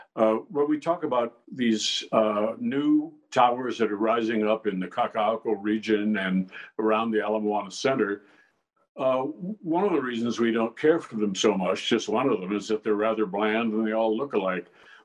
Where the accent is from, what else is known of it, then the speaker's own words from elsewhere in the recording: Midwest, United States; moved away; my wonderful childhood in the Midwest